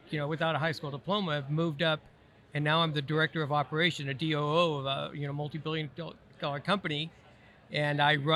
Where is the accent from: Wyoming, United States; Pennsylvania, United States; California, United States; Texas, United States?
California, United States; Southern; Born and raised in Southern California. I, I, don't think I'll ever leave.